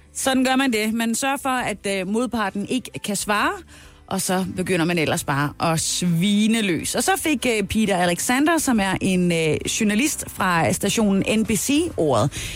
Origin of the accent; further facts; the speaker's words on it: Southern Jutland, Southern Denmark, Denmark; hvor jeg er fra Sønderjylland